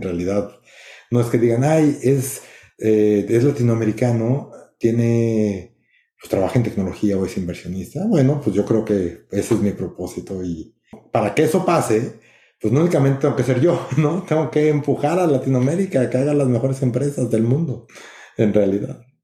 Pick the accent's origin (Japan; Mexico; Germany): Mexico; Mexico City; now in San Francisco, United States; soy de México